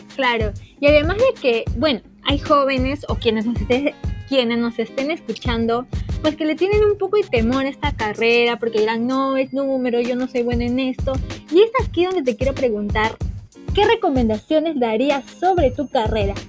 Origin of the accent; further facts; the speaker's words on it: Peru; los peruanos somos muy consumistas